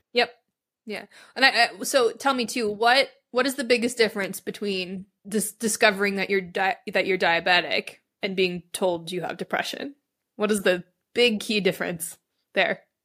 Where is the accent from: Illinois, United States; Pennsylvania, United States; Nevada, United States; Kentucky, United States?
Nevada, United States; Reno; grew up in Reno, Nevada